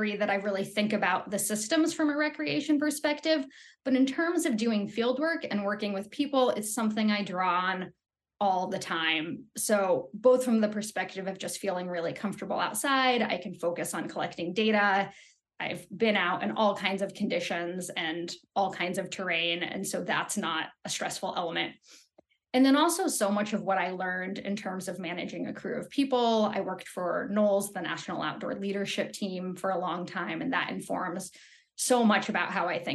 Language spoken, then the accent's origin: English; Los Angeles, California, United States; moved away as an adult; also born or lived in Lander, Wyoming; I actually grew up in Southern California in Los Angeles